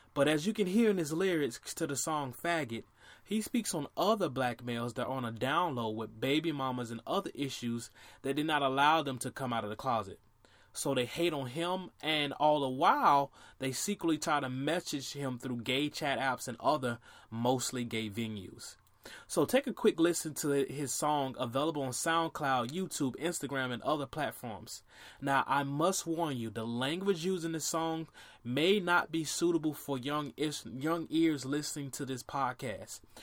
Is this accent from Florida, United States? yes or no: yes; Orlando, Florida, United States; my hometown of Orlando, Florida